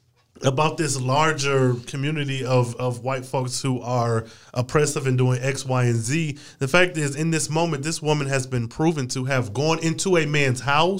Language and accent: English; Flint, Michigan, United States; I'm from Flint